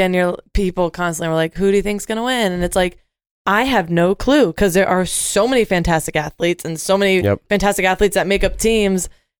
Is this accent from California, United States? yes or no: no; Rhode Island, United States; I grew up in the ocean, like I'm from Rhode Island.